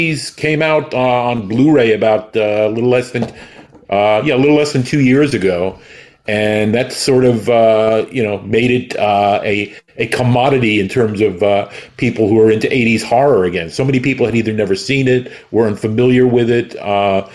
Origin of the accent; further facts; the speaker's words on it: New York City, New York, United States; I grew up in New York City with people like Zachary